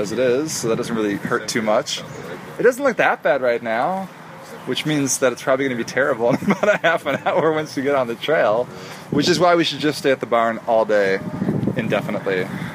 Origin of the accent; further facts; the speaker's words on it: Chicago, Illinois, United States; now in Asheville, United States; We're from Chicago, outside Chicago originally. We live in Ashburn, North Carolina now